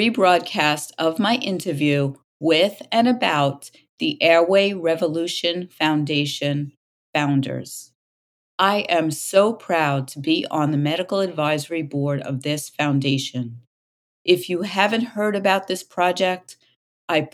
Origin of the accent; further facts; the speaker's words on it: New York City, New York, United States; Staten Island, New York, my hometown